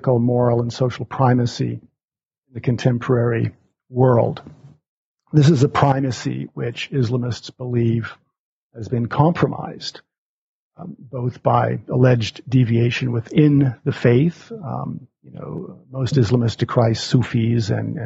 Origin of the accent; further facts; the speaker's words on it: Alberta, Canada; moved away as an adult; also born or lived in Montreal, Canada / Cairo, Egypt; now in Omaha, United States; I grew up in Alberta, Canada